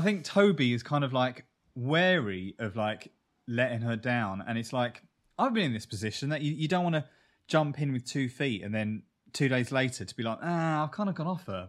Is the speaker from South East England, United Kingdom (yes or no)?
yes; Kent, South East England, United Kingdom; moved away; we come from Kent, but Kent is a borough of London